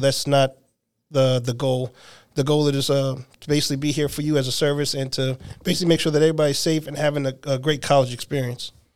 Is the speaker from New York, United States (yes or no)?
no; New Jersey, United States; now in Nashville, United States; I'm originally from New Jersey, and I've been here for three years.